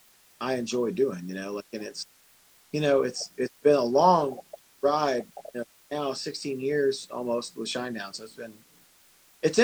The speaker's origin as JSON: {"language": "English", "town": "Memphis", "region": "Tennessee", "country": "United States", "tie": "born or raised there", "said": "I'm from Memphis, Tennessee, so I grew up in a neighborhood that most wouldn't drive through with their doors locked"}